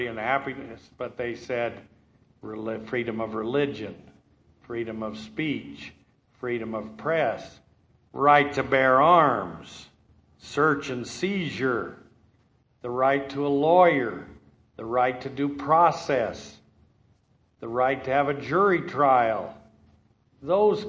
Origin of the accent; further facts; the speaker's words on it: Thatcher, United States; I'm from Thatcher